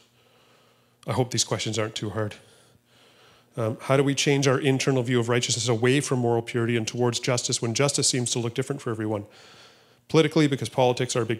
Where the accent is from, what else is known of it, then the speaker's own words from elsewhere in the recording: Canada; I'm not defined by being conservative or being Canadian or being white.